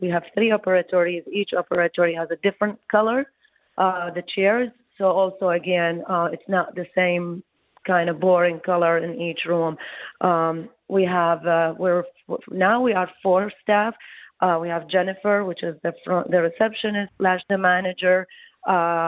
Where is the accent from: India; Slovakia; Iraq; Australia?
Iraq; moved away as an adult; also born or lived in Baghdad, Iraq / New York / New Jersey; now in Detroit, United States; I came from Iraq